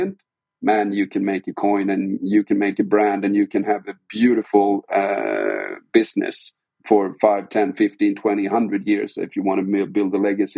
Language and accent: English; Sweden; we're hailing from Sweden. It's a very small country.